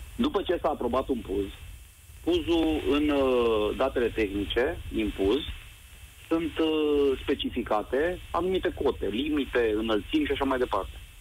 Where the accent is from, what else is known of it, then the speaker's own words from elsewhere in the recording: Timișoara, Timiș County, Romania; now in Germany; Din Germania vă sun, sunt din Timișoara